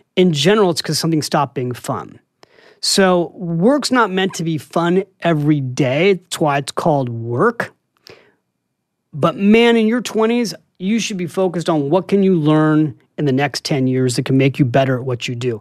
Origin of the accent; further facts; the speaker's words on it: San Francisco, California, United States; moved away as an adult; now in New York City, United States; I'm from San Francisco, and I came here to write